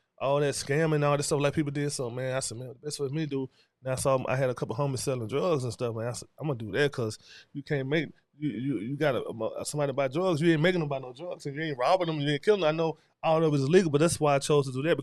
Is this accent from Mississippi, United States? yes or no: yes; Batesville, Mississippi, United States; also born or lived in Sardis, Mississippi; I'm from Batesville, Mississippi. I moved from Sardis to Batesville when I was in the fourth grade